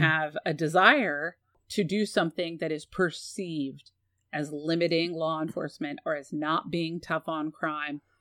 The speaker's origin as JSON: {"language": "English", "town": "San Antonio", "region": "Texas", "country": "United States", "tie": "born or raised there", "said": "I grew up in San Antonio"}